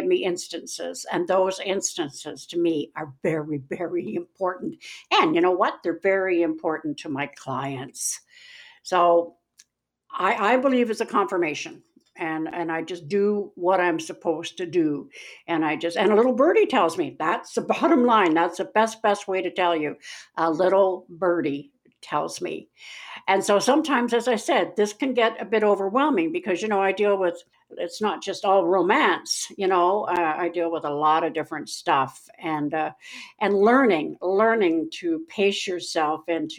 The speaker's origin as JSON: {"language": "English", "town": "Winnipeg", "region": "Manitoba", "country": "Canada", "said": "I'm not really from Missouri, I'm from Winnipeg"}